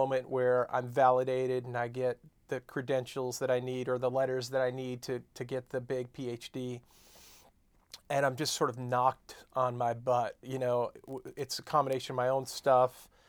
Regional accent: Long Island, New York, United States; accent: New York; also born or lived in Iowa / Chicago; I'm from Long Island, New York. Used to have a thick New York accent, but that's gone now after years of being away. And made my way to Iowa for college, and then 2 years in Chicago

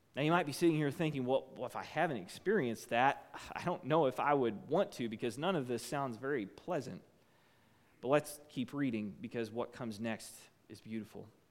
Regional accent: United States; as an American

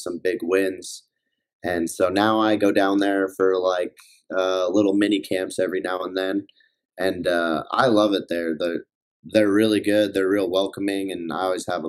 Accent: Colorado Springs, Colorado, United States; also born or lived in Minot, North Dakota; I was born and raised here

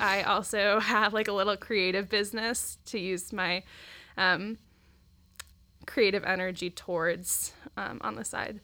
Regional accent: Centerville, Ohio, United States; now in Dayton, United States; I grew up in Centerville, so just down the road

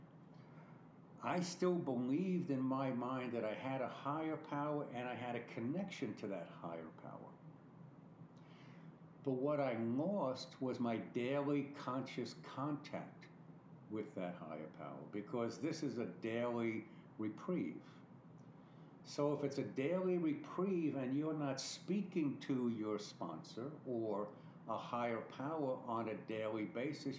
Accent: New York City, New York, United States; moved away as an adult; also born or lived in Jersey Shore; now in Florida, United States; I was born and raised in New York. I am a real dyed-in-the-wool New Yorker. I love everything about New York City.

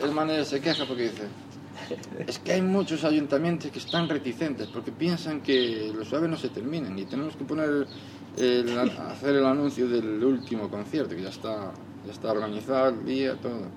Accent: Galicia, Spain

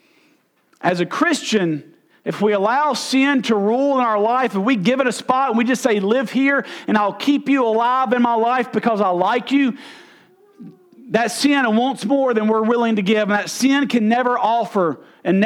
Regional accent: United States; also born or lived in Arkansas; I'm from Mississippi or Arkansas

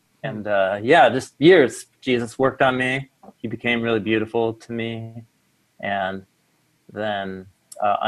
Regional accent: Portland, Oregon, United States; I grew up in Portland.

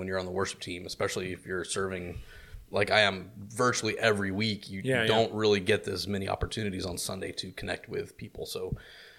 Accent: Tallahassee, Florida, United States; also born or lived in Miami; I'm from Tallahassee. Well, I grew up here. I'm originally from Miami

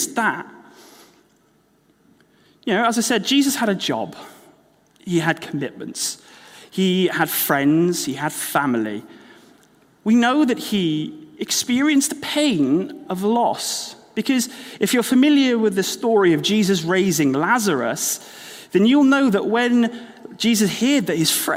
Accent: Wales, United Kingdom; moved away as an adult; now in Exeter, United Kingdom; Well, I grew up in Wales.

